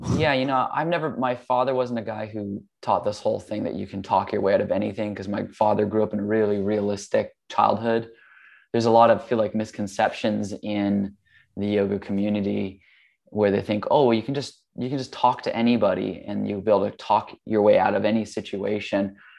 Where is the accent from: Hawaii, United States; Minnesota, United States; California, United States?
Hawaii, United States; I grew up in Hawaii. That's where I was born